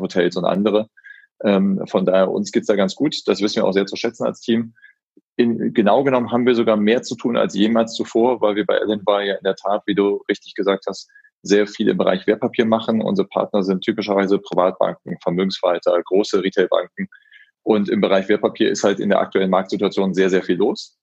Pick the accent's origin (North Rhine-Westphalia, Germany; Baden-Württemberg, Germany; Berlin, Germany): North Rhine-Westphalia, Germany; Solingen; moved away; also born or lived in Frankfurt; Ich komme ganz gebürtig aus Solingen, mhm. also die mhm. Messerstadt. Mhm. Und äh, bin da auch aufgewachsen